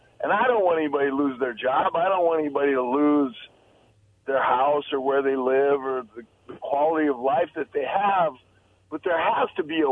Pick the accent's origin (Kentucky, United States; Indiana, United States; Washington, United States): Washington, United States; Tri-Cities; I've lived here my whole life with the exception of chasing around the baseball world for a few years.